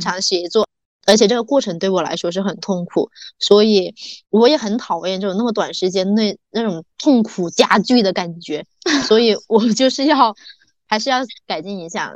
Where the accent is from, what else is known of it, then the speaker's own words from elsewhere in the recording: Meizhou, Guangdong, China; now in Guangzhou, China; 我们从广州回我梅州老家